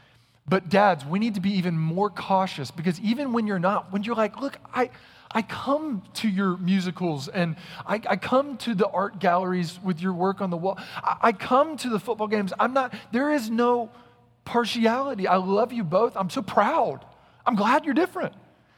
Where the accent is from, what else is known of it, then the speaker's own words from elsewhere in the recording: North Carolina, United States; Now listen up, this is Texas, and y'all know I'm from North Carolina, if you read my bio, and so you know we have more snowplowers than you.